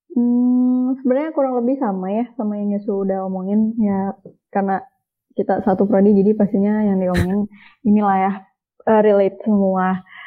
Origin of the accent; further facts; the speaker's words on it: Cimahi, West Java, Indonesia; Cimahi sebenarnya kota Cimahi